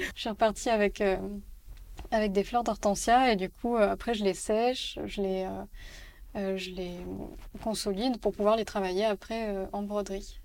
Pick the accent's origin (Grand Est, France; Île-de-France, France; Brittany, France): Île-de-France, France; Paris; also born or lived in Barcelona; j'ai grandi à Paris